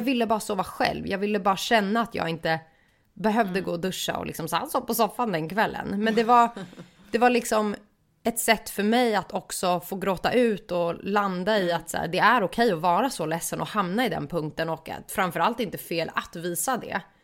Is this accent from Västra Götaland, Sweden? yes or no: no; Stockholm, Stockholm County, Sweden; moved away as an adult; now in Gothenburg, Sweden; nu när jag bor i Göteborg för att jag är stockholmare